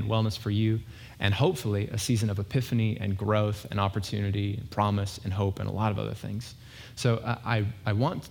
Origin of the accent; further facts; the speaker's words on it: Eastern Washington, United States; moved away; I grew up in Eastern Washington